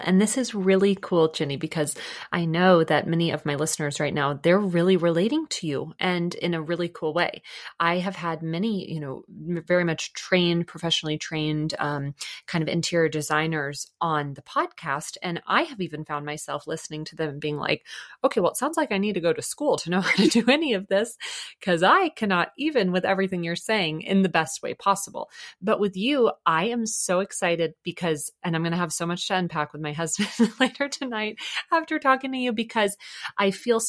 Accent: Dallas, Texas, United States; I'm from Dallas originally.

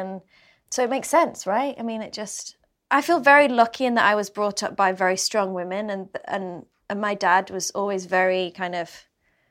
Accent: England, United Kingdom; being British

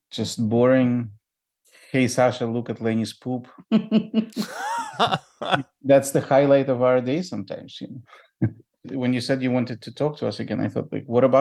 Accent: Ukraine; moved away; I'm from Ukraine originally.

